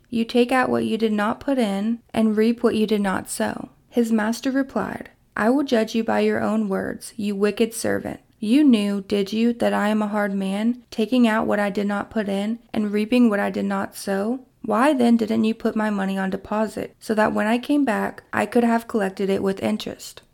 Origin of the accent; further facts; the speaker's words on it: Kentucky, United States; my hometown in Kentucky